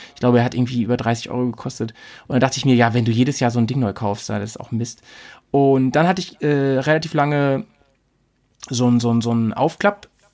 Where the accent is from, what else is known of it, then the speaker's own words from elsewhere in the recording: near Hanover, Lower Saxony, Germany; ich komme aus der Nähe von Hannover